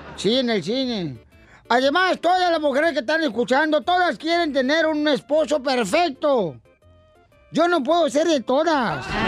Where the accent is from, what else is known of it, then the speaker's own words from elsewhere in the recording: Ocotlán, Jalisco, Mexico; nací, carnalito, ahí en Ocotlán, Jalisco